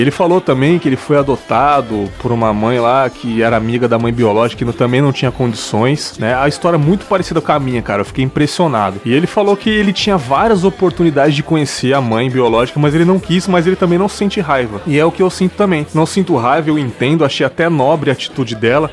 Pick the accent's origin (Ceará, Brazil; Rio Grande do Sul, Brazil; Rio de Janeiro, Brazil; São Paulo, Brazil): São Paulo, Brazil; now in Espírito Santo, Brazil; nasci em São Paulo capital